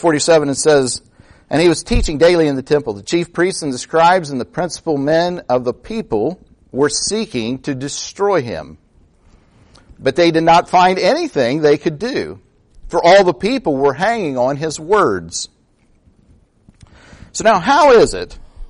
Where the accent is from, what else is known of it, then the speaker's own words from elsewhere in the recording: United States; as Americans